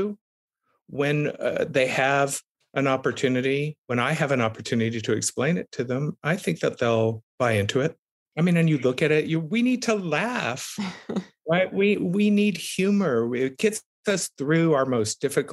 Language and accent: English; South Texas, United States; growing up in South Texas, the son of two activists